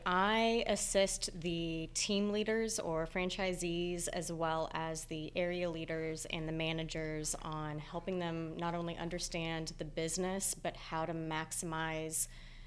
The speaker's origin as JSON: {"language": "English", "town": "Georgetown", "region": "Texas", "country": "United States", "tie": "born or raised there", "said": "Yeah, Georgetown, Texas, my hometown."}